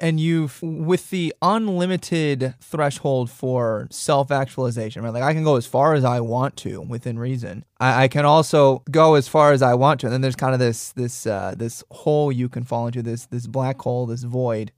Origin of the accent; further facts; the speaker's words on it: Wisconsin, United States; also born or lived in Tennessee; now in North Dakota, United States; I was born in Wisconsin